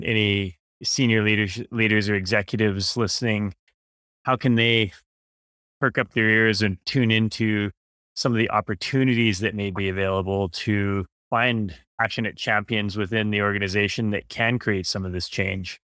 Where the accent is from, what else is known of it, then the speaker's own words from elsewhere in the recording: Vancouver, British Columbia, Canada; I grew up in Vancouver